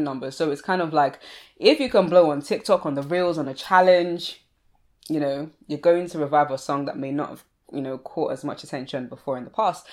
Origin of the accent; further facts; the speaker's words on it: Sussex, South East England, United Kingdom; I grew up in Sussex